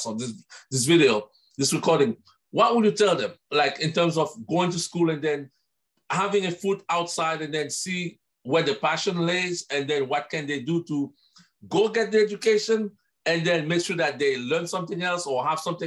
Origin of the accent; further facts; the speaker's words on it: Haiti; I'm from Haiti. We are in the Caribbean